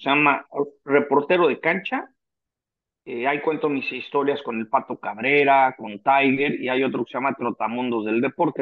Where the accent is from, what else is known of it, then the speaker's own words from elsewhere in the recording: Mexico City, Mexico; moved away as an adult; now in San Diego, United States; mi club en el Chapultepec